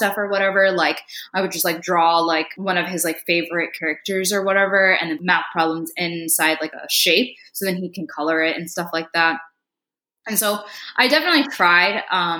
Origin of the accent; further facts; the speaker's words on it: India; no, I'm Indian from India. My parents are from India, things like that.